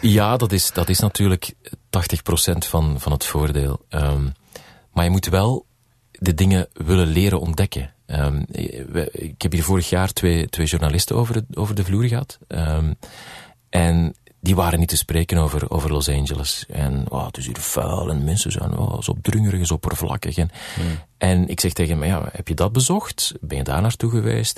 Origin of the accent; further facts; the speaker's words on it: Belgium; moved away as an adult; now in United States; als Belg